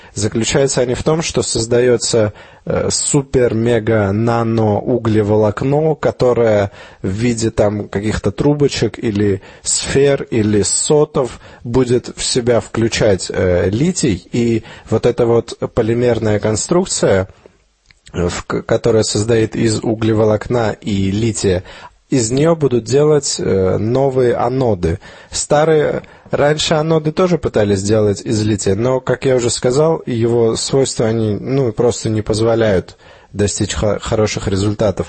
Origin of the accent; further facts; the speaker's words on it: Armenia; moved away; где я рос, в Армении